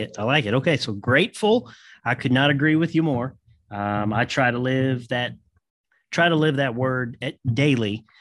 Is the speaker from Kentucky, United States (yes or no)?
yes; Kentucky, United States; I'm from Kentucky